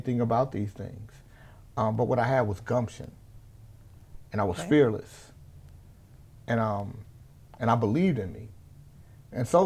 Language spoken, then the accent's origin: English; Sacramento, California, United States; also born or lived in Anchorage, Alaska; I grew up here in Sacramento